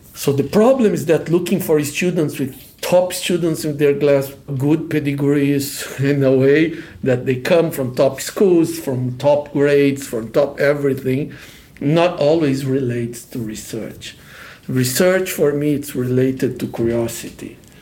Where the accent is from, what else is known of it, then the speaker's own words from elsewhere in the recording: Brazil; moved away as an adult; now in Los Angeles, United States; I'm originally from Brazil